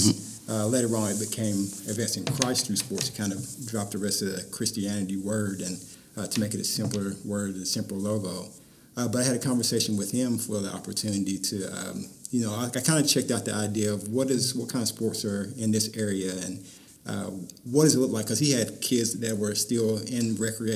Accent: Tennessee, United States; moved away as an adult; now in Virginia, United States; I'm originally from Tennessee. We're both from Tennessee, and Virginia was a new country for us

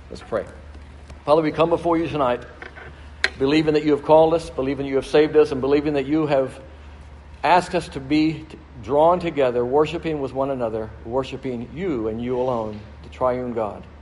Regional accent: Brazil; They were missionaries to Brazil, and so I grew up in Brazil, and uh, where my parents served, and we lived there for 10 years.

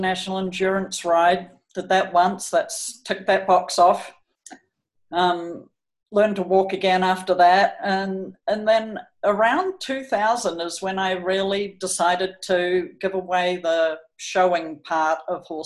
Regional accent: New Zealand; moved away as an adult; also born or lived in California, United States / Colorado, United States / Auckland, New Zealand; I'm from New Zealand.

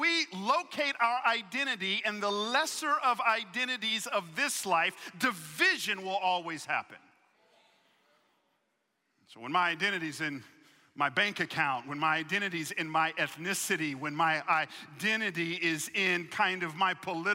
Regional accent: Atlanta, Georgia, United States; I grew up in Atlanta

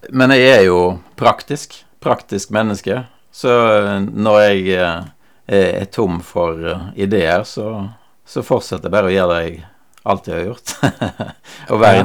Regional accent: Western Norway, Norway; now in Skien, Norway; jeg kommer jo fra Vestlandet.

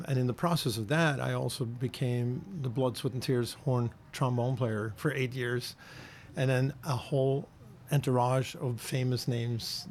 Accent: Norway; moved away as an adult; also born or lived in New York; I'm from the Waldorf school system in Norway, and after that, I went to the Royal Academy of Music

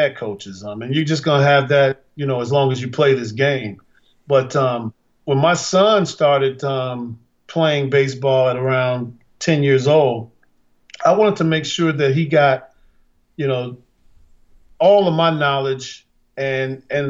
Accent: Chicago, Illinois, United States; Growing up in Chicago

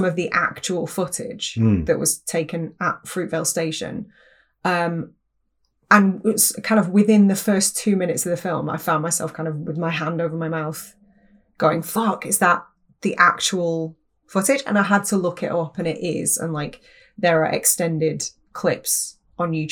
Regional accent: United Kingdom

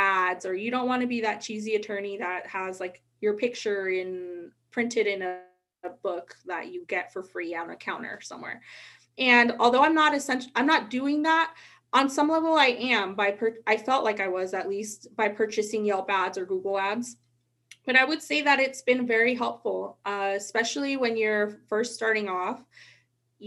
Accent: Sacramento, California, United States; I'm from Sacramento.

